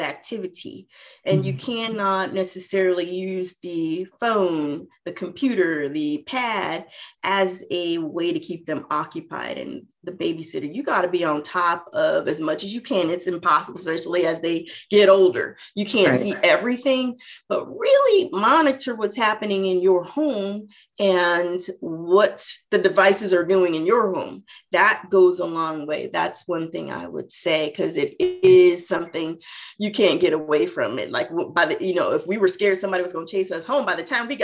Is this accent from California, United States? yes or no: yes; Southern California, United States; accent: Southern; That's the only South we're from, Southern California